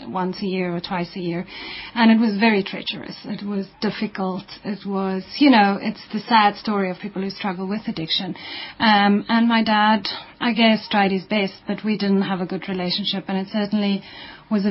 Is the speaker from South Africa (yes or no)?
yes; Stellenbosch, Western Cape, South Africa; we moved to the Western Cape, so I grew up in Stellenbosch mainly, my formative years.